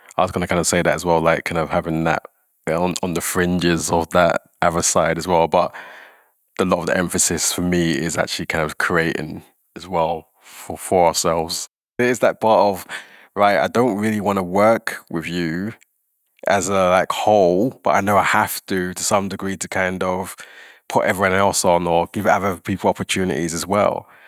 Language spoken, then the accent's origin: English; London, United Kingdom; now in Scotland, United Kingdom; I'm from London. I see amazing things happening there, but I'm passionate about Scotland, where I live